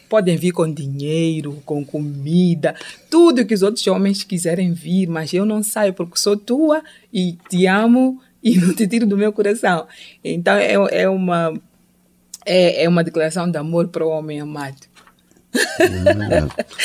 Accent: southern Mozambique, Mozambique; first language Changana; Portuguese is a second language; Xangana é minha língua materna é do sul de Moçambique, Maputo e Gaza

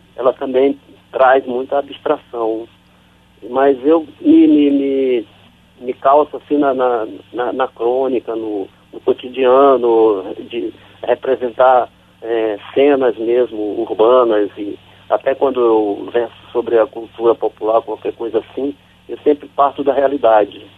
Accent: São Luís, Maranhão, Brazil; moved away as an adult; also born or lived in São Bento, Maranhão; now in Rio de Janeiro, Brazil; desde pequeno, né, já saí de São Bento de Bacurituba e fui para São Luís, depois de São Luís eu vim para o Rio

